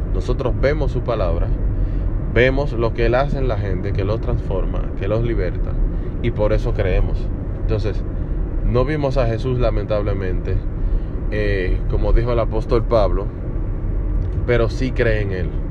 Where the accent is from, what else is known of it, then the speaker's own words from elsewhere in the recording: Dominican Republic; Me dedico a la educación en la República Dominicana, de donde soy